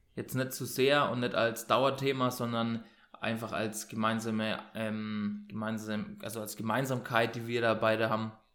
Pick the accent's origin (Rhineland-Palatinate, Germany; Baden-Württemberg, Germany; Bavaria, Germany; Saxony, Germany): Bavaria, Germany; Bayreuth; ich komme aus Bayern, Ähm, also aus Franken